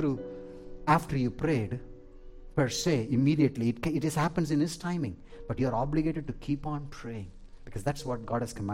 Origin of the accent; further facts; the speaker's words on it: South India, India; moved away; I am from India, from South India, we have mango trees